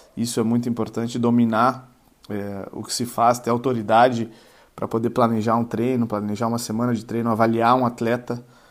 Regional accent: Uruguaiana, Rio Grande do Sul, Brazil; moved away; Uruguaiana, né? a minha cidade natal, onde nasci, cri... fui criado lá

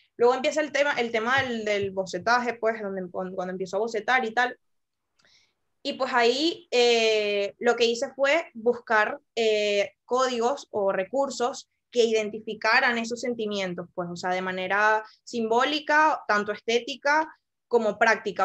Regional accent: Venezuela; moved away; soy de Venezuela

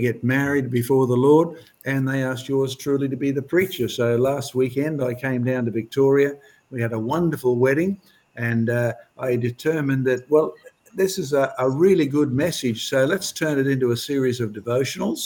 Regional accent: Scotland, United Kingdom; speaking as a Scotsman

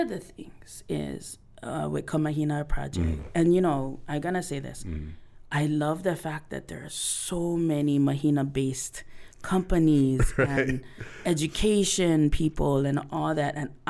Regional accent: Hilo, Hawaii, United States; moved away; also born or lived in Oahu; I'm from Big Island.

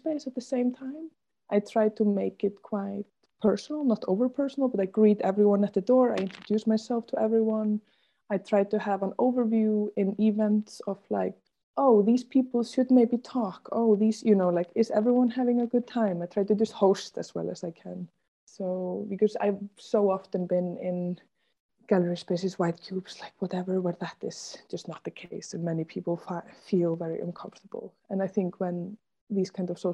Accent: Germany; moved away as an adult; also born or lived in Berlin; now in Brussels, Belgium; coming from Germany

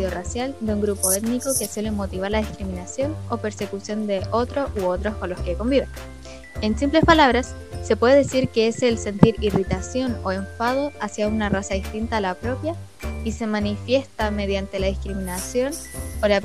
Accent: Chile

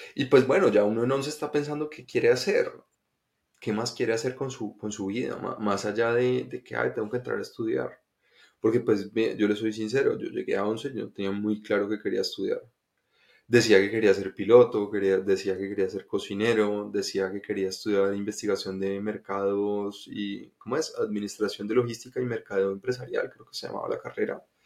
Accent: Bogotá, Colombia; yo nací en Colombia, nací en Bogotá

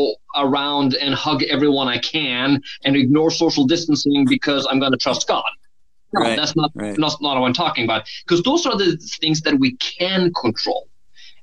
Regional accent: Norway; moved away; I have an accent. So I grew up in Norway. I've spent half my life there

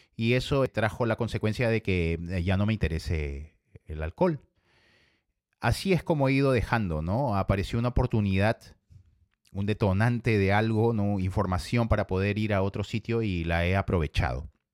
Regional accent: Ica, Peru; Yo vengo del Perú y vengo de la ciudad de Ica. Me crié y me identifico con la ciudad de Ica

